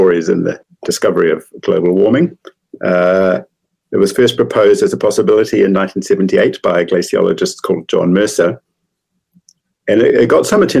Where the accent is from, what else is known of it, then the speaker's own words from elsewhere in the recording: Christchurch, Canterbury, New Zealand; also born or lived in Pasadena, California; I'm from Christchurch, and I studied mathematics at Canterbury